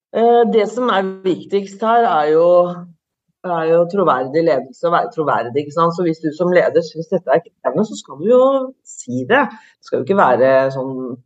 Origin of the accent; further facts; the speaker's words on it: Norway; mine foreldre kom fra Italia, jeg er født og oppvokst i Norge